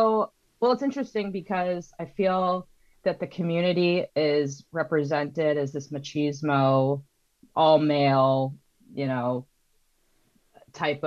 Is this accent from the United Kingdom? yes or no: no; Baltimore, Maryland, United States; moved away as an adult; also born or lived in Los Angeles, California; now in San Francisco area, United States; I actually grew up in Baltimore, Maryland